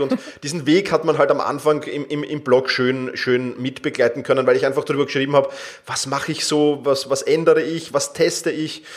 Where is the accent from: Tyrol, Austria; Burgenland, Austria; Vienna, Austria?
Vienna, Austria; ich komme aus Wien